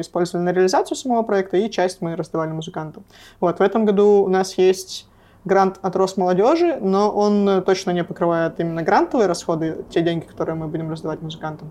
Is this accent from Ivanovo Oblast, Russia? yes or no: no; Nevyansk, Sverdlovsk Oblast, Russia; moved away; Я из Невьянска